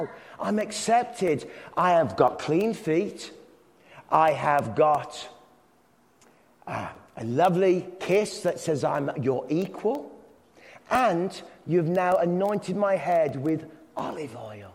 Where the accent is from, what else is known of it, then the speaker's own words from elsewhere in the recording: England, United Kingdom; I'm English